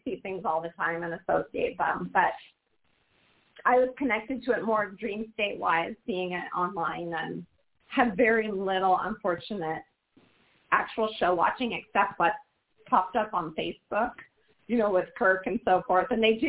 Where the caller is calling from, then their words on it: Portland, Oregon, United States; You know, this is … from Portland, Oregon.